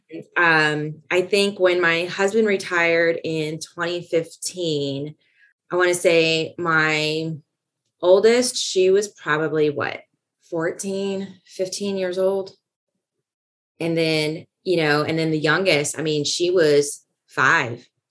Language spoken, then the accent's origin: English; California, United States; moved away as an adult; I was born and raised in California